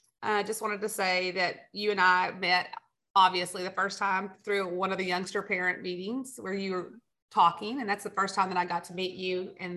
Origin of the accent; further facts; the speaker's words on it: Amarillo, Texas, United States; moved away as an adult; also born or lived in San Antonio, Texas / Louisville, Kentucky; I grew up in Amarillo, Texas. I attended West Texas A&M, which is where I met my husband, Gerald. After graduation, we both moved to San Antonio.